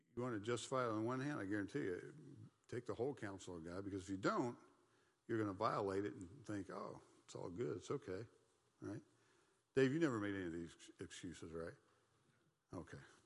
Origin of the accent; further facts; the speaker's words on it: United States; I'm an American, and back then it was like, I'm, I'm an American, I'm part of the Christian nation